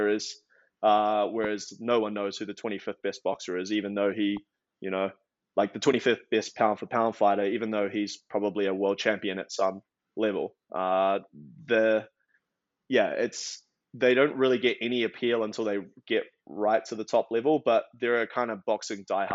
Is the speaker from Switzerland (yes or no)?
no; New Zealand; also born or lived in Australia; now in United States; I now live in America, but originally from New Zealand by way of Australia.